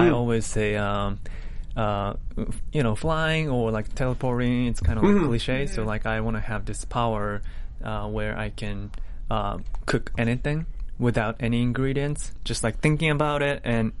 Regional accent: Japan; English is a second language; moved away as an adult; also born or lived in New Jersey, United States / St. Louis, Missouri, United States; now in United States; I was born in New Jersey, which I don't remember anything, because when I was a baby, my parents went back to Japan, and I spent my whole life in Japan.

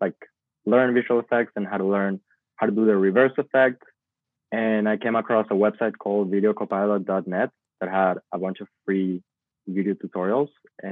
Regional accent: Venezuela; moved away as an adult; also born or lived in Boston; I'm a Venezuelan video content creator. I grew up in Venezuela, but I moved to Boston when I was 18.

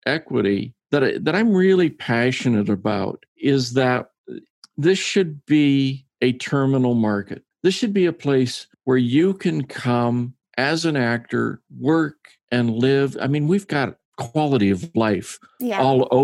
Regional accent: Arizona, United States; moved away as an adult; also born or lived in Prescott, Arizona; now in Dallas, United States; I'm originally from Arizona

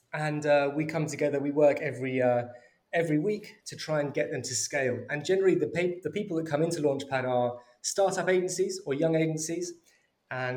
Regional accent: London, United Kingdom; also born or lived in Birmingham; I grew up in North London and went to university in Birmingham.

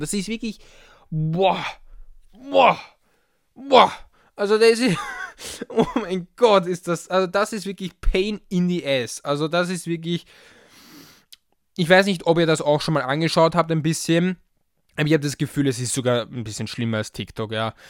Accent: Vienna, Austria; ich als Wiener

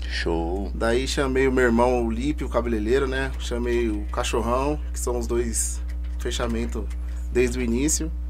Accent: São Paulo, Brazil; Como eu já falei, eu sou do bairro do Jardim Varginha, né?

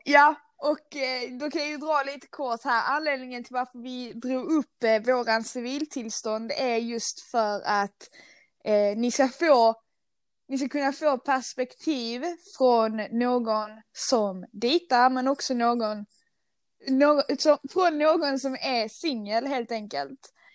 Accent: Skåne, Sweden; accent: Scanian; jag är stolt skåning, som ni kanske hör på min eh, dialekt

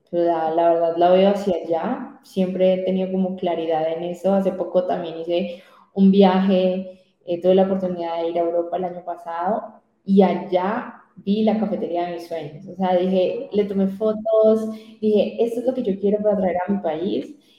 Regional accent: Colombia; yo me quiero quedar en mi tierra, en mi tierra, en mi país

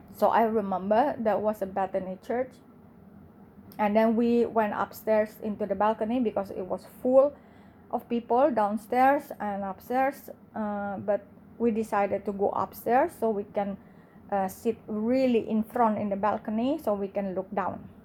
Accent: Indonesia; English is a second language; I grew up in Indonesia, in the biggest Muslim in the world

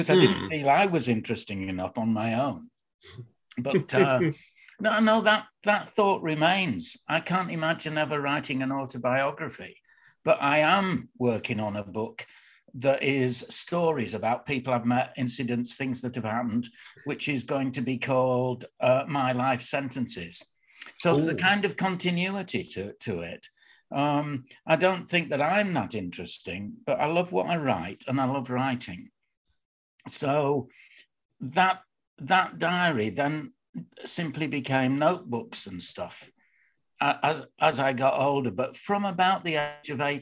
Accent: Bradford, Yorkshire and the Humber, United Kingdom; I was born in Bradford, in Shipley, but I live in Bradford.

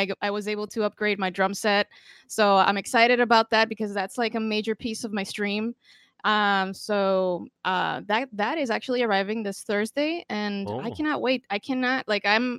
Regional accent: Costa Rica; I'm from Costa Rica, so I'm Hispanic

